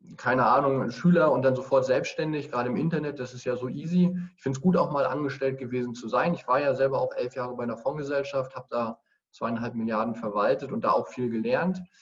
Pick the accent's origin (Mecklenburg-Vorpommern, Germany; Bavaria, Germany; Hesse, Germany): Mecklenburg-Vorpommern, Germany; Greifswald; in Greifswald, meiner Heimatstadt